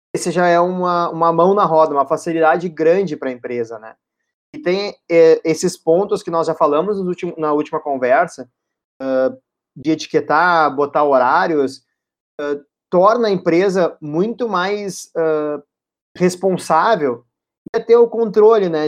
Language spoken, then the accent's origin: Portuguese; Porto Alegre, Rio Grande do Sul, Brazil; nós somos de Porto Alegre